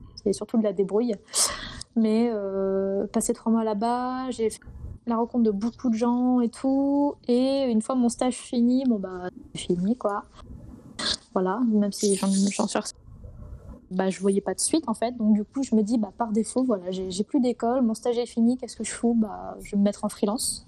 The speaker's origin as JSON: {"language": "French", "region": "Brittany", "country": "France", "said": "je suis une petite Bretonne du fin fond de la Bretagne, du Morbihan"}